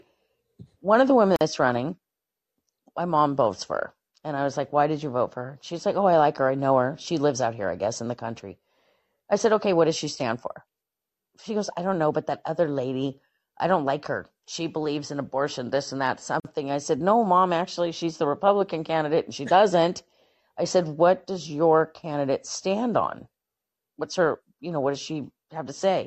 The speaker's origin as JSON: {"language": "English", "town": "Portland", "region": "Oregon", "country": "United States", "tie": "born or raised there", "said": "I grew up in Portland and, well, the West Hills of Portland"}